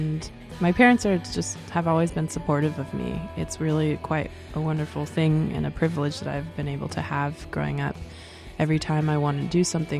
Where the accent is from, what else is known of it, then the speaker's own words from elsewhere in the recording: La Conner, Washington, United States; moved away as an adult; now in Portland, United States; I grew up going to LeConner Elementary, LeConner Middle School, LeConner High School